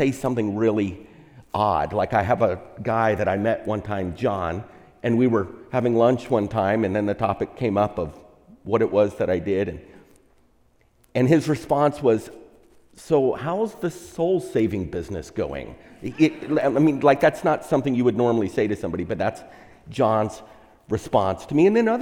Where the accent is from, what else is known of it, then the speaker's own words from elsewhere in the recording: Texas, United States; now in California, United States; I'm from Texas, and so that's the Bible Belt